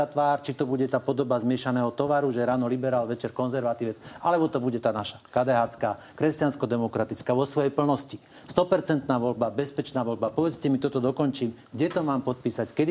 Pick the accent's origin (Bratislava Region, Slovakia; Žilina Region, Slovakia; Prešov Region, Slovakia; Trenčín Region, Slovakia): Žilina Region, Slovakia; Ja som z Hornej Oravy. My sme na Hornej Orave vyrastli na mlieku národňarov.